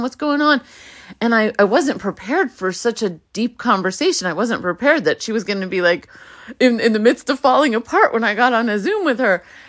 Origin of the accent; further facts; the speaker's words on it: New York City, New York, United States; first language Hebrew; English is a second language; I was born in Brooklyn.